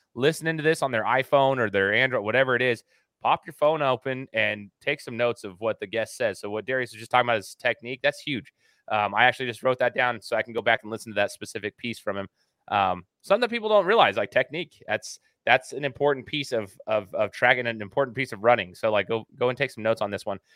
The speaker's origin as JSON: {"language": "English", "region": "Idaho", "country": "United States", "said": "Where I reside is in Idaho, right? I'm from Idaho"}